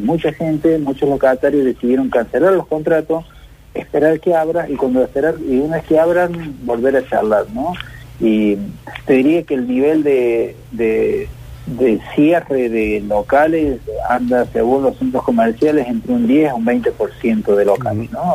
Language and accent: Spanish; Córdoba, Argentina; te hablo como cordobés, es muy bueno lo que hemos logrado los cordobeses